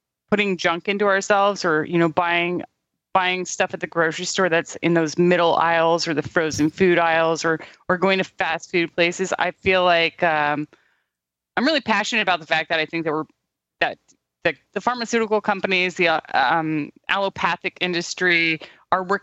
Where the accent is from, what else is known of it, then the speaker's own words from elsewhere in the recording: California, United States; I was raised super liberal in California